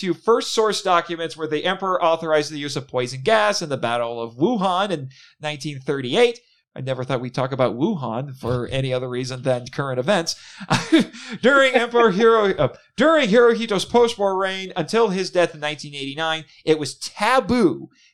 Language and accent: English; United States; Speaking as an American